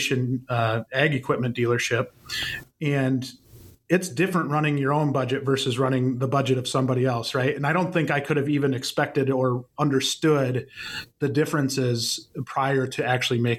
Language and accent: English; about an hour from Madison, a small town in Wisconsin, United States; I'm from a very, very small town in Wisconsin, kind of about, for those familiar with Wisconsin, about an hour away from Madison